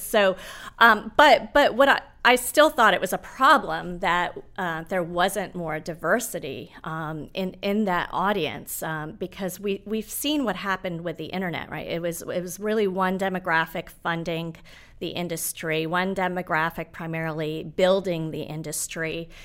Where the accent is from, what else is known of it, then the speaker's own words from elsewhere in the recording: Nairobi, Kenya; moved away; I was born in Nairobi.